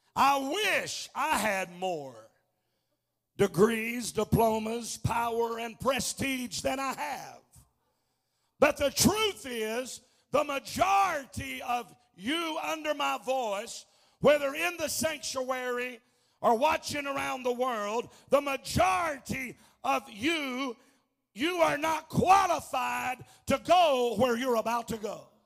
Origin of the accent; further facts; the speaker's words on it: Arkansas, United States; I'm from Arkansas